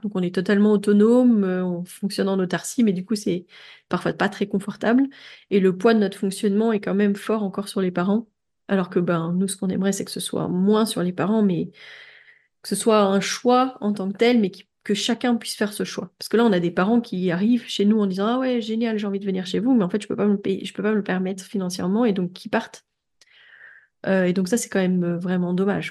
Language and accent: French; France; moved away as an adult; now in Belgium; je suis française